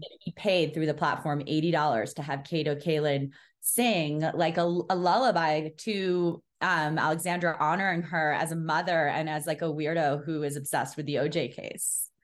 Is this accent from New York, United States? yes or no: yes; New York City, New York, United States; I grew up in New York City